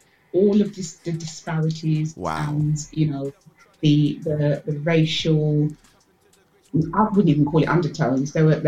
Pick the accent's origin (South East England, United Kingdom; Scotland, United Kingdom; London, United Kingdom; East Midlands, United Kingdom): London, United Kingdom; moved away as an adult; now in Bedfordshire, United Kingdom; I grew up in Tottenham. I'm a Tottenham girl, even though I'm in Bedfordshire now.